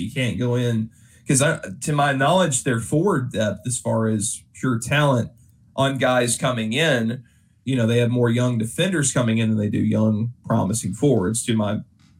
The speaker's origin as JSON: {"language": "English", "town": "Nashville", "region": "Tennessee", "country": "United States", "tie": "born or raised there", "said": "my hometown team, the Nashville Predators"}